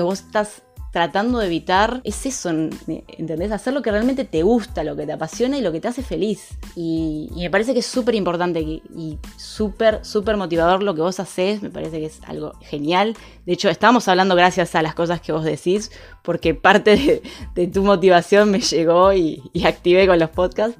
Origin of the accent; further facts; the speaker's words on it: Argentina; somos argentinas